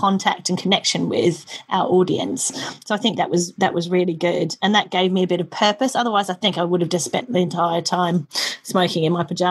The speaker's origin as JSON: {"language": "English", "country": "Australia", "moved": "yes", "lives_now": "United Kingdom", "said": "I'm Australian"}